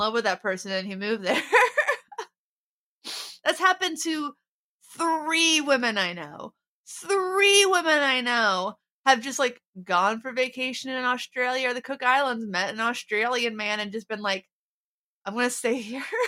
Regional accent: Ohio, United States; I'm from Ohio, but I'm, I'm pr-, I'm proud of that Appalachian heritage

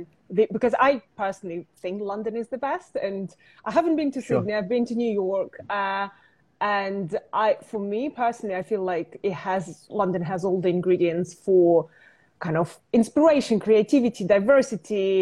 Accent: Russia; I was born in Russia

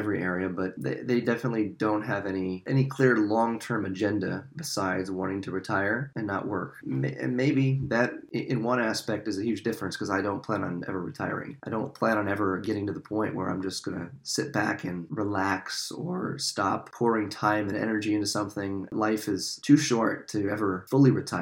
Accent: South Dakota, United States; moved away as an adult; now in East Coast, United States; growing up in South Dakota

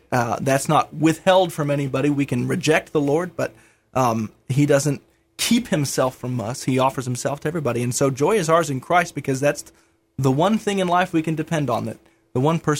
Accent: Rockford, Illinois, United States; also born or lived in Kansas City, Missouri / Nebraska / St. Louis; Well, I was born in Kansas City, Missouri. Grew up in Rockford, Illinois, kind of greater Chicagoland area.

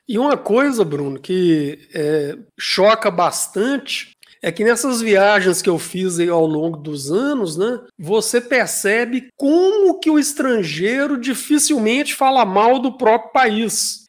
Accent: Brazil; sou brasileiro

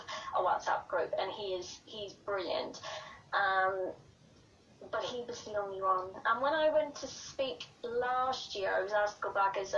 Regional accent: Ireland; I'm Irish

